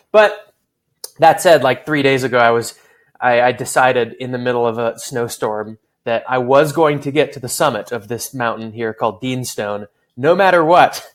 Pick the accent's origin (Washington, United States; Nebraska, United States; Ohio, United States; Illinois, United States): Washington, United States; Seattle; moved away as an adult; also born or lived in California; I'm from Seattle, but I spent the last oh. quite a while in in California, um, college and post college